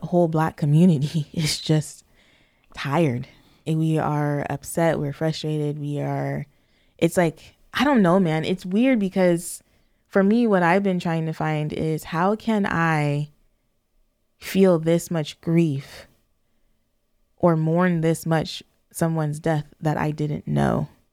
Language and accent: English; San Diego County, California, United States; being born and raised in California, you definitely are feeling your blackness quite a bit. And or in southern, where am I? San Diego County.